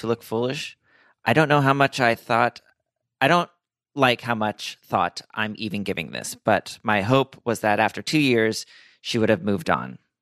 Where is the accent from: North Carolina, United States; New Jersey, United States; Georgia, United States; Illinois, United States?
New Jersey, United States; Princeton; also born or lived in New Orleans; I was born in New Orleans, moved to North Jersey, and then I, through middle school and high school and through college, I was in the Central Jersey, Princeton area